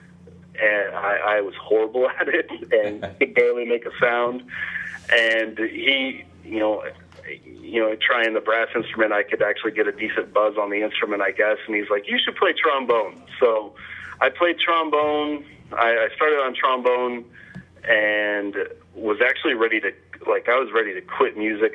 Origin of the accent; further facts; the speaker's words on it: Wichita, Kansas, United States; moved away as an adult; also born or lived in Hutchinson, Kansas; now in Kansas City, United States; I was born in Hutchinson, Kansas, and then grew up in Wichita. And I lived there till I was 28.